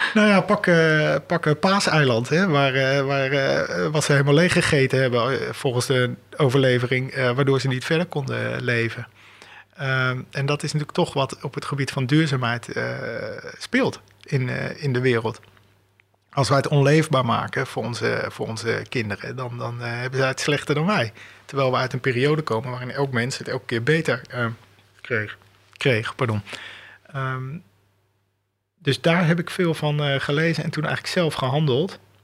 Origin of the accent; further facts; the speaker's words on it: Delft, South Holland, Netherlands; ik ben in Delft opgevoed.